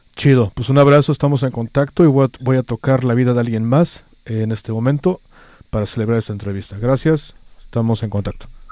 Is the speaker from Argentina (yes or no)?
no; Mexico; now in San Francisco, United States; soy el único mexicano país en esta estación